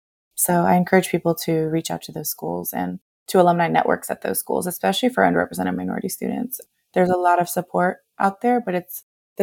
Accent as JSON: {"language": "English", "region": "California", "country": "United States", "tie": "born or raised there", "said": "The challenge with growing up in the Bay Area and California in general is that the income is too high"}